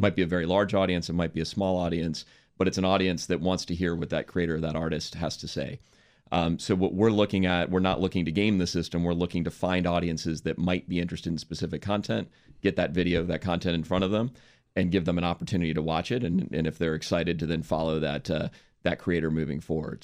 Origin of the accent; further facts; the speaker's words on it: Washington, District of Columbia, United States; moved away as an adult; also born or lived in San Francisco / New York; I grew up in Washington, D C